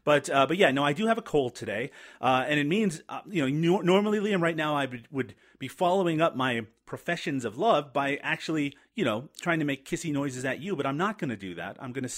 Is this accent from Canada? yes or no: yes; Canada; I'm a Canadian